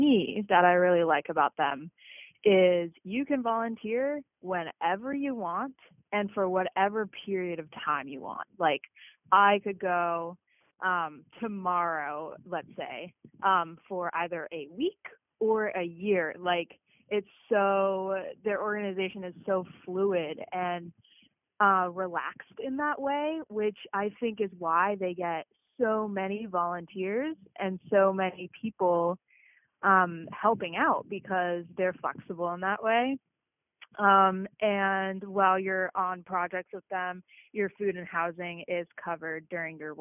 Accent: Maine, United States; also born or lived in Massachusetts; I am originally from Massachusetts, but mostly raised in a small town in Maine.

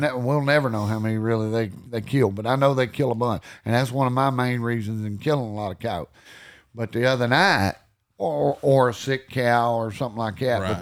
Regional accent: Texas, United States; also born or lived in Iowa Park, Texas / Wichita Falls, Texas; I grew up in Alexar, Texas, and I lived there about the first eleven years, and then I moved over to Owl Park, Texas

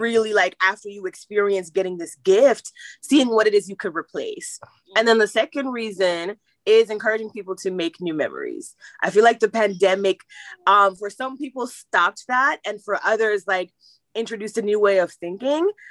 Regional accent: Jamaica; I am Jamaican.

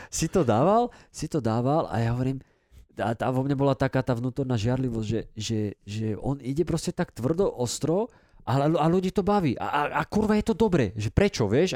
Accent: Dubnica nad Váhom, Trenčín Region, Slovakia; u nás v Dubnici

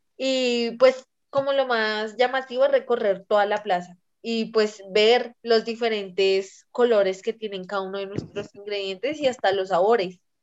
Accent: Bogotá, Colombia; rola como persona bogotana

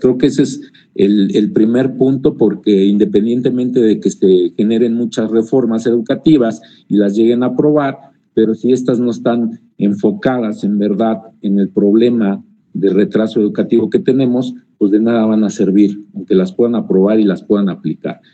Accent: Mexico; como mexicanos, desgraciadamente, la mayoría tenemos

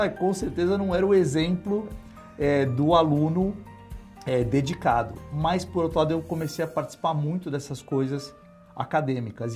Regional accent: São Paulo, Brazil; eu nasci em São Paulo mesmo, é, sempre morei em São Paulo minha vida inteira

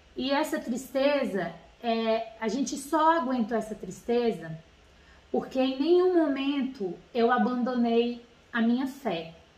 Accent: Brasília, Federal District, Brazil; now in Rio de Janeiro, Brazil; nós não somos daqui de Bra, daqui do Rio, nós somos de Brasília

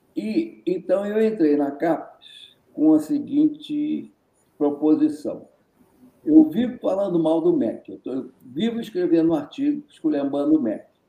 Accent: Rio de Janeiro, Brazil; accent: resíduo de sotaque carioca; now in Minas Gerais, Brazil; Não é minha terra. Eu sou naturalizado, eu sou carioca

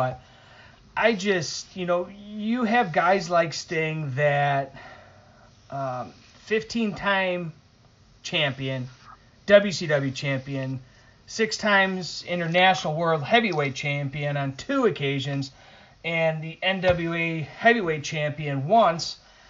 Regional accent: Northeast, United States; with me anyways, growing up in the Northeast, I was always watching WWF

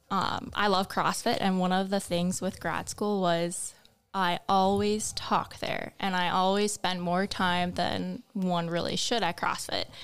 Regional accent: Fargo, North Dakota, United States; Um, I grew up around the Fargo Moorhead area.

